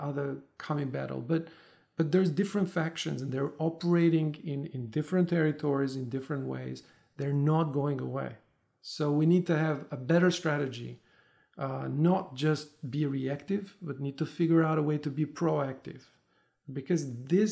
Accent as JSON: {"language": "English", "town": "Tirana", "region": "Tirana County", "country": "Albania", "moved": "as an adult", "said": "I'm originally from Albania, from Tirana. I left when I was in my 20s, early 20s."}